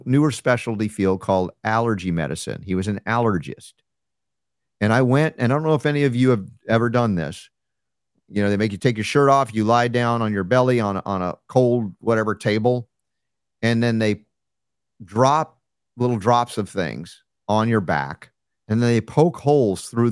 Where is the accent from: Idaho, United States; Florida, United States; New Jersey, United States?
Florida, United States; South; also born or lived in New York; we moved from New York to South Florida when I was a kid